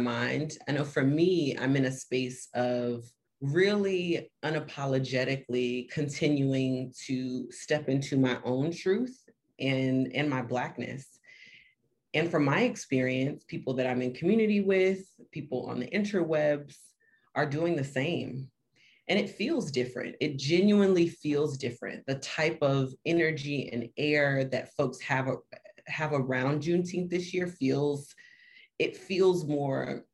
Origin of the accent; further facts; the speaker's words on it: Miami, Florida, United States; moved away as an adult; now in Washington, D.C., United States; I'm from Miami, Florida. I live technically in DC, but I bounce between Miami and DC